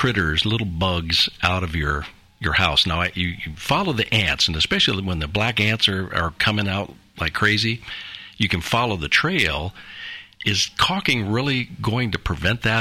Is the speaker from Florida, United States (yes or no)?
yes; Florida, United States; now in Sumner County, Tennessee, United States; I'm from Florida